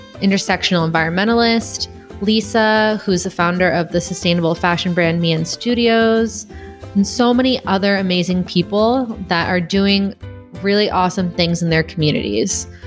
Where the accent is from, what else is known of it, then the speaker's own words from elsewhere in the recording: Chicago, Illinois, United States; moved away as an adult; also born or lived in Gardena, California / Iowa; now in Texas, United States; I'm from the Chicagoland area